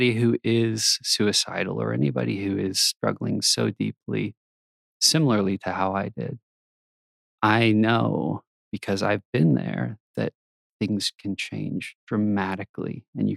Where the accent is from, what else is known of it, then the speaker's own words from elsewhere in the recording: Texas, United States; moved away as an adult; now in Utah, United States; I grew up in Texas, pretty normal kid